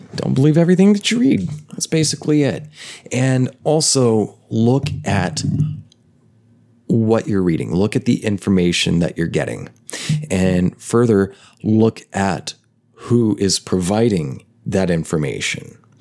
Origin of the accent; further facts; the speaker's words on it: United States; growing up in the United States of America